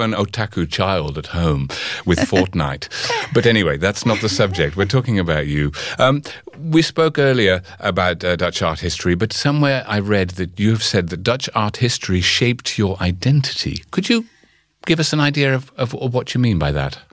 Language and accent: English; United Kingdom; I'm from Britain